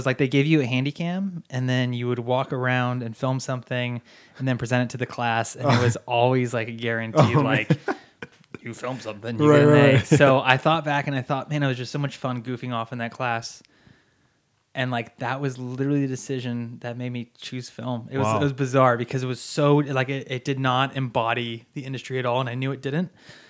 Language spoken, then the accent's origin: English; East Bay of San Francisco, California, United States; moved away as an adult; also born or lived in Northridge, California; now in Beverly Hills, United States; And then when I was seven, my family, or five, I can't remember, my stepdad and my mom moved up to the East Bay of San Francisco. Okay. I grew up there pretty much until I was about 18.